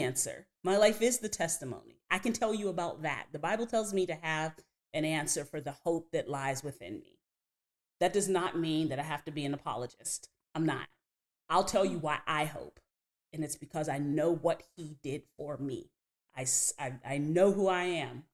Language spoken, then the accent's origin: English; New Kensington, Pennsylvania, United States; we're from New Kensington, Pennsylvania, right outside of Pittsburgh